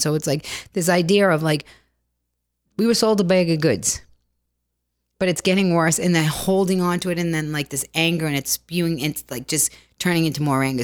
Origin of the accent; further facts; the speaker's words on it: Boston, Massachusetts, United States; accent: Boston; my Boston accent